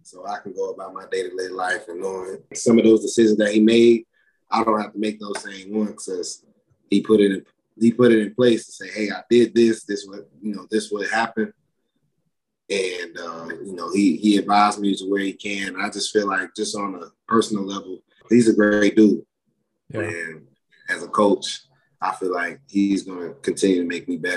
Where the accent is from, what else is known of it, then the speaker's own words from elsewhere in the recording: Florida, United States; moved away as an adult; now in Utah, United States; I'm from Florida